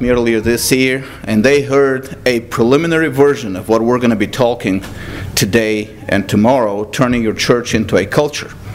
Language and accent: English; Texas, United States; as a Texan